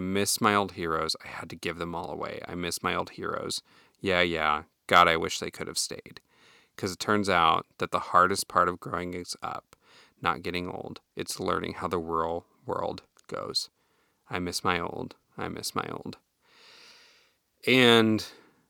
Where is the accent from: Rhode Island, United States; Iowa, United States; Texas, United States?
Iowa, United States; moved away; back home where I grew up in Iowa